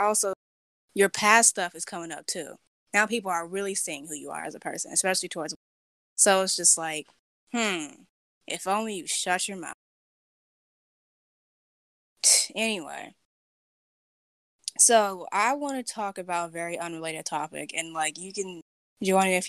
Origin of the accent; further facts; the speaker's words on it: California, United States; I'm from California. I live in California